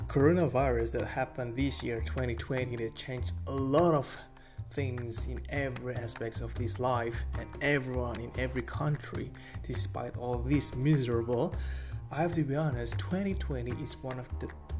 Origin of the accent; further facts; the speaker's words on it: Bali, Indonesia; English is a second language; Well, I came from Bali, so the economy was quite a bit stagnant during that period